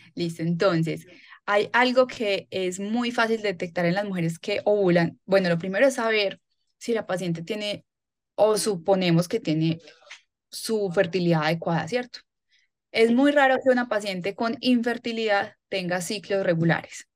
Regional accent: Medellín, Antioquia, Colombia; Yo soy paisa, nací en Medellín, trabajo acá también en, en Medellín.

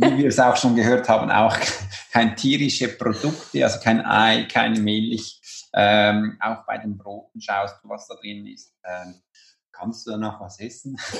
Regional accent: Switzerland; bei uns in der Schweiz

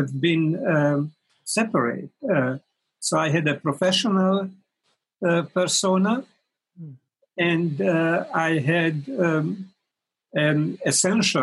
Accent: Hungary; moved away as an adult; also born or lived in Paris, France / India / United States; now in Brighton, United Kingdom; I'm a Hungarian-born American living in Brighton

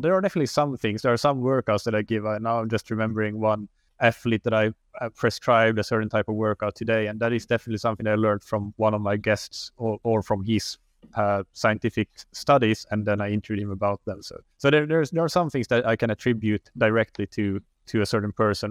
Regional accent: Finland; moved away as an adult; also born or lived in Helsinki, Finland; now in Lisbon, Portugal; I am from Finland originally

